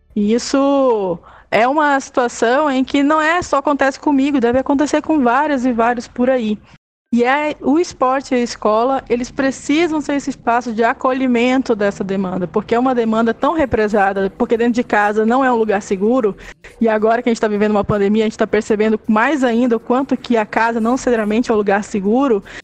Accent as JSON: {"language": "Portuguese", "town": "Belém", "region": "Pará", "country": "Brazil", "moved": "as an adult", "lives_now": "Belo Horizonte, Brazil", "said": "ainda sou nortista, sou de Belém do Pará, né? Moro há 10 anos em Belo Horizonte."}